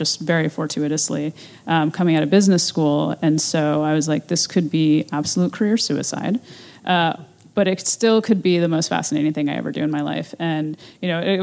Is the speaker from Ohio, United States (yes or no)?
yes; Ohio, United States; moved away; my hometown in Ohio